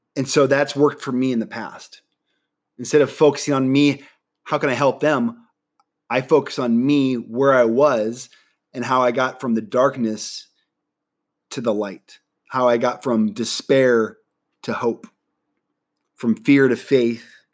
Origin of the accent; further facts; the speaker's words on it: Nebraska, United States; moved away as an adult; now in San Diego, United States; I'm originally from Nebraska. All my family lives in Nebraska.